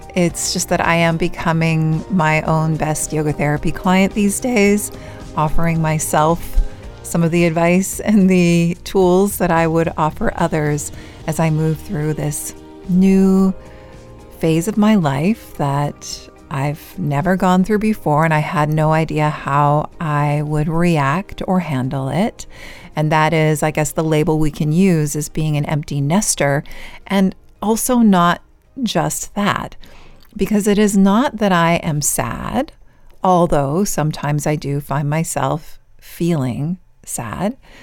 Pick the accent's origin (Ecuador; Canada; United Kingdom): Canada; Vancouver, British Columbia; moved away as an adult; also born or lived in San Diego, California; my birth province, my birth city, where I recently lived after we moved back to Canada from California, is one of the most beautiful places in the world, Vancouver, British Columbia.